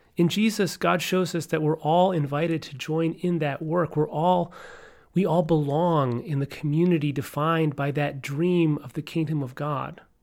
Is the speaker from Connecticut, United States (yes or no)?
no; New York, United States; I grew up in New York State